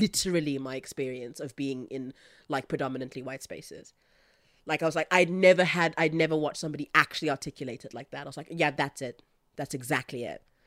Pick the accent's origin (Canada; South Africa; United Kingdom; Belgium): South Africa; I, I come from South Africa